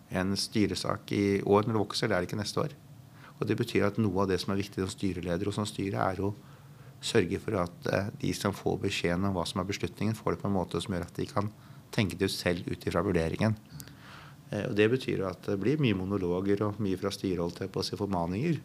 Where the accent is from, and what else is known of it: Norway